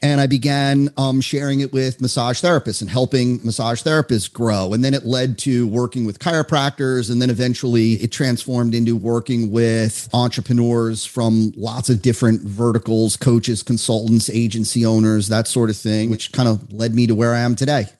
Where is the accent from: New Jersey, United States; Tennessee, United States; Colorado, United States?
New Jersey, United States; now in West Palm Beach, United States; I grew up in New Jersey. Uh, I'm now in South Florida